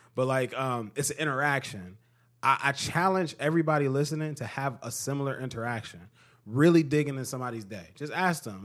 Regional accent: United States; as an American

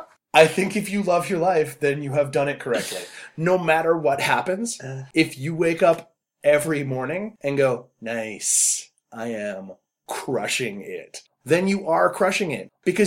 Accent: Canada; I'm too Canadian

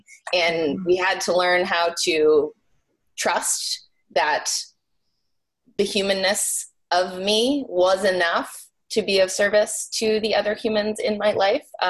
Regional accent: New Hampshire, United States; I grew up in New Hampshire, so Boston is not very far away.

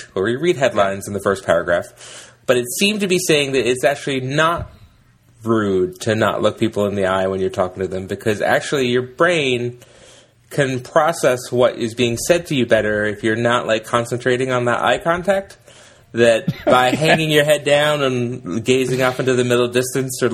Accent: England, United Kingdom; now in United States; I grew up in England

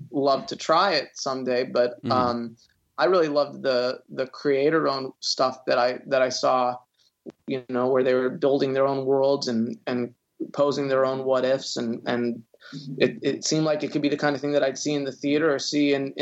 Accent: Jacksonville, Florida, United States; moved away as an adult; also born or lived in Quad Cities, Iowa / Washington, D.C.; now in Los Angeles, United States; when I was 10, I moved to Jacksonville, Florida, which is, North Florida

